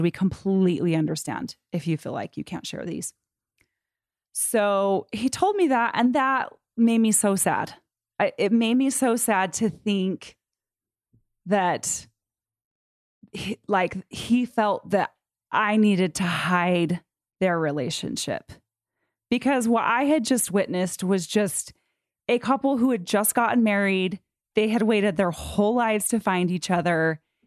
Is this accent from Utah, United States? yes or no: yes; Utah, United States; I grew up in Utah County.